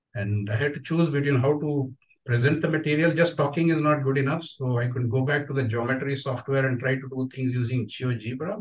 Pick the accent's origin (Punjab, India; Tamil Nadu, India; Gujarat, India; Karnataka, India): Karnataka, India; Udupi; I'm from Udupi